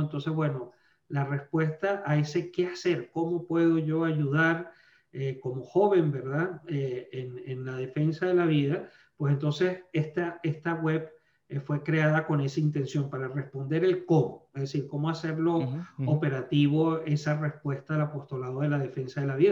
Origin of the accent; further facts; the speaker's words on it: Venezuela; moved away as an adult; now in Alabama, United States; yo soy nacido en Venezuela, soy venezolano estadounidense